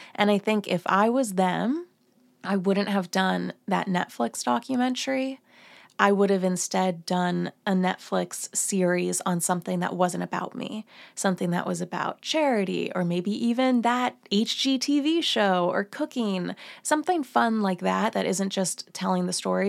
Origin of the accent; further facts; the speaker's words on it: New Jersey, United States; I grew up in Jersey